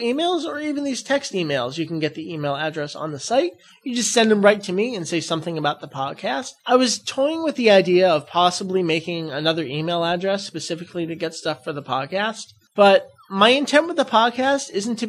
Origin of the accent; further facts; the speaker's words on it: Massachusetts, United States; I was born in Massachusetts. I say wicked all the time, too.